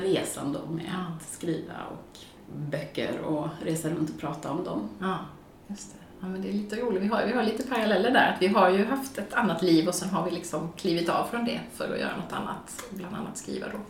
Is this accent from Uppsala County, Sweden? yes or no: no; Gothenburg, Västra Götaland, Sweden; moved away as an adult; also born or lived in Washington DC; jag är född och uppvuxen i Göteborg men har bott utomlands